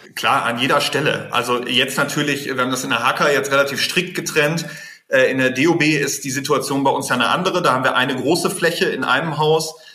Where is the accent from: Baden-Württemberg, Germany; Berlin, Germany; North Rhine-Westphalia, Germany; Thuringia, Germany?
North Rhine-Westphalia, Germany; ich bin Westfale